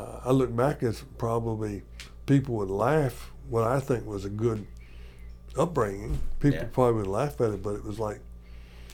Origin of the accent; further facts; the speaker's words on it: Kentucky, United States; moved away as an adult; also born or lived in Bowling Green, Kentucky; now in San Diego, United States; where I grew up in Kentucky, leaving, going to Cleveland